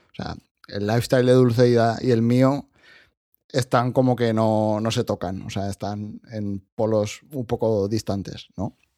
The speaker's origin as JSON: {"language": "Spanish", "country": "Spain", "said": "yo soy de España"}